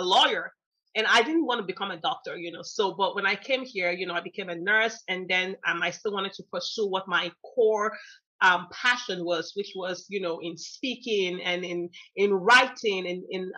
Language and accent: English; Nigeria; moved away as an adult; also born or lived in United States; now in Texas, United States; I grew up there, my high school, university, and all of that was there.